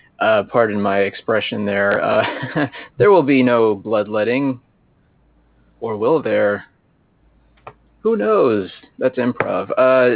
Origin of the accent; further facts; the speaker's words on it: Cincinnati, Ohio, United States; I am from Cincinnati, Ohio.